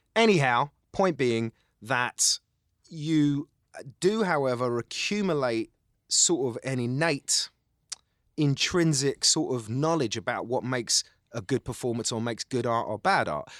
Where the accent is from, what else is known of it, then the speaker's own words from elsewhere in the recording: London, United Kingdom; accent: Cockney; also born or lived in Essex / Middle East; I'm got a Cockney accent and I'm from East London